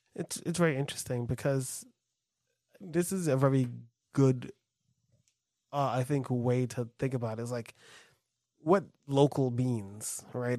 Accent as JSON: {"language": "English", "region": "New York", "country": "United States", "said": "as a New Yorker"}